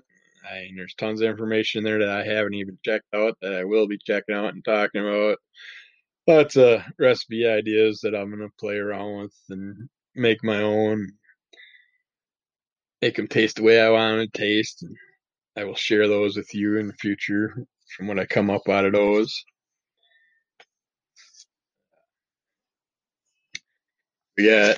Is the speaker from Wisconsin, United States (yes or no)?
yes; Wisconsin, United States; I'm from Wisconsin.